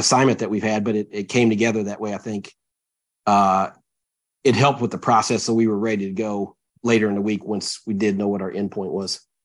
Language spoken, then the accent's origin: English; Tennessee, United States; moved away as an adult; now in Minnesota, United States; I grew up in Tennessee. We didn't have hockey